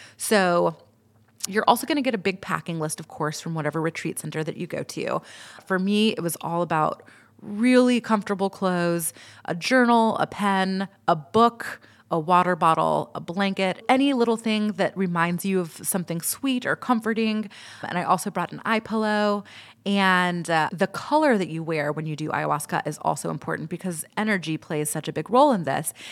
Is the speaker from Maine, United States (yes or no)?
no; Atlanta, Georgia, United States; I'm from Atlanta